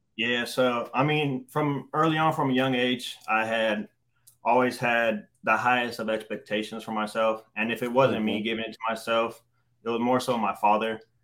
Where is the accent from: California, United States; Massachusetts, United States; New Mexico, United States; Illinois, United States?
California, United States; Stockton; I grew up in Stockton, California